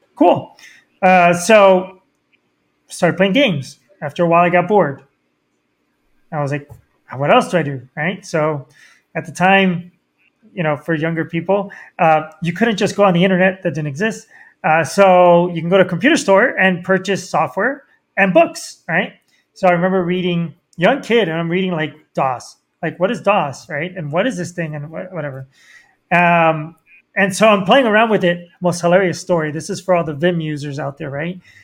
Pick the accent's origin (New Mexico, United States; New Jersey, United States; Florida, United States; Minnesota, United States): Florida, United States; Miami; I grew up in Miami